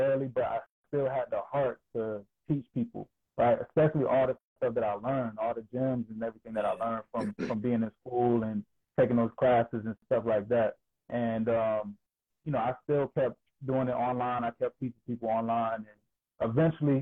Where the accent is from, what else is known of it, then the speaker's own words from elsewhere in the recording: Georgia, United States; moved away as an adult; now in Delaware, United States; I'm originally from Georgia. I'm a Georgia boy, born and raised in the South all my life